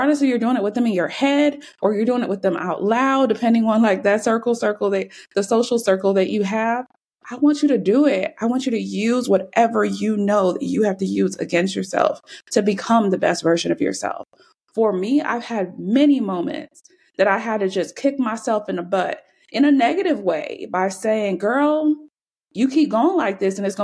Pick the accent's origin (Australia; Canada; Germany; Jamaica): Jamaica; now in United States; I'm not even from here. That's a whole nother story. Yes, I was born in Jamaica